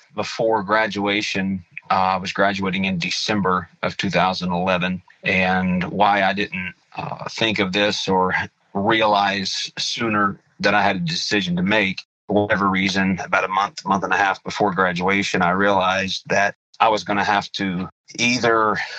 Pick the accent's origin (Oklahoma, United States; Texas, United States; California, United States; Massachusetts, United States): Oklahoma, United States; Muskogee; I was born and raised in Muskogee, Oklahoma